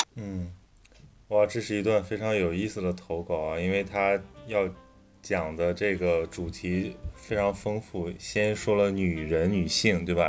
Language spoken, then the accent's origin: Chinese; northern China, China; now in Shanghai, China; 我是个北方人，我有那种很豪爽的性格